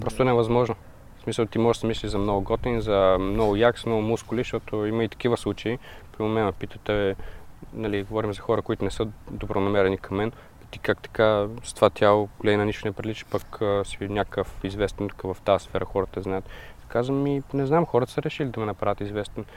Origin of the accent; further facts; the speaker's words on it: Bulgaria; also born or lived in Denmark; като българин